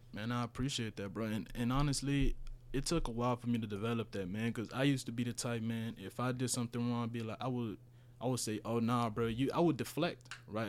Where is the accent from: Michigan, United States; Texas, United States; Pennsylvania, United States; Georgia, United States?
Texas, United States; Houston; first language Spanish; English is a second language; also born or lived in Honduras; I moved here when I was, what, eleven?